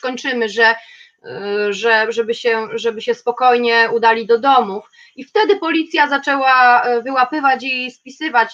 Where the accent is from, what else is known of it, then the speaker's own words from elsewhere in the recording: Kielce, Świętokrzyskie Voivodeship, Poland; jestem z Kielc